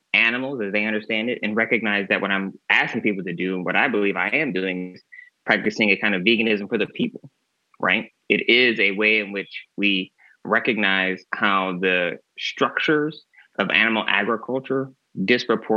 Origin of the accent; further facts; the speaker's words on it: Michigan, United States; now in California, United States; being in California, so far away from where I grew up in Michigan